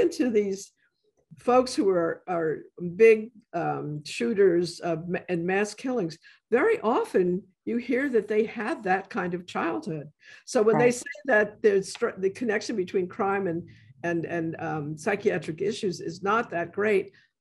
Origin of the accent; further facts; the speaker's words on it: New York City, New York, United States; I grew up in the South Bronx